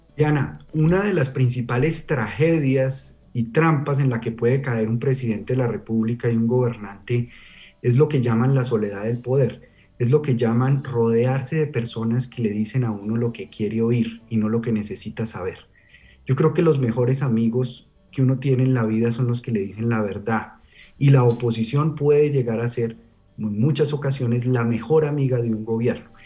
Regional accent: Colombia; nosotros como colombianos

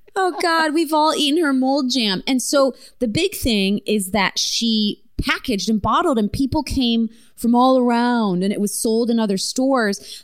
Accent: small town in Ontario, Canada; my hometown

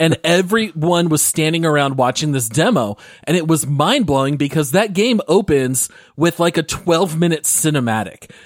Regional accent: Phoenix, Arizona, United States; growing up in the Phoenix area

